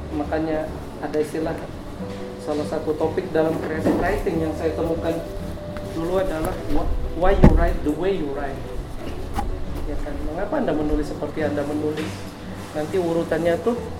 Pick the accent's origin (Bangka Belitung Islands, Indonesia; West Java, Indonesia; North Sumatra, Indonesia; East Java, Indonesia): Bangka Belitung Islands, Indonesia; Gantong; moved away as an adult; kampung saya itu berada nama kampungnya itu Gantong berada di di, kamp, di wilayah paling timur Pulau Belitung